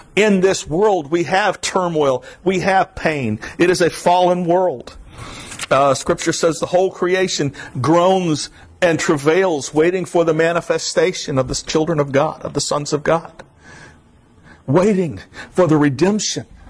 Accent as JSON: {"language": "English", "region": "South Florida", "country": "United States", "said": "I'm from South Florida"}